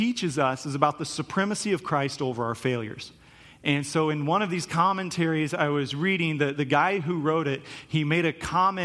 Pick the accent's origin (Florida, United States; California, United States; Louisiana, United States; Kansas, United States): Kansas, United States; Topeka; I grew up in Topeka, Kansas